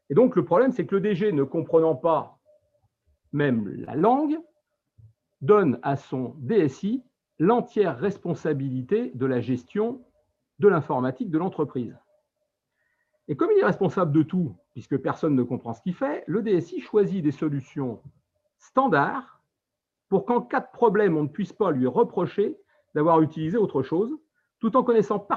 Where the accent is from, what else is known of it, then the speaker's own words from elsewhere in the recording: France; Nous sommes français et nous avons les mêmes intérêts que tous les Français.